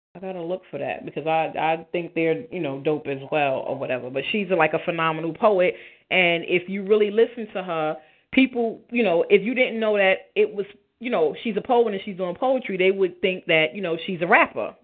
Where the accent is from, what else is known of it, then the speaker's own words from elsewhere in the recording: New York City, New York, United States; I'm from Brownsville, born and raised